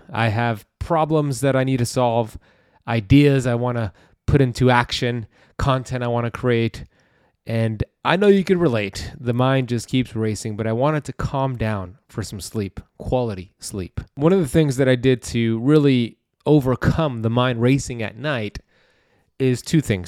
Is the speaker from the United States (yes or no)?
yes; United States; I grew up here in America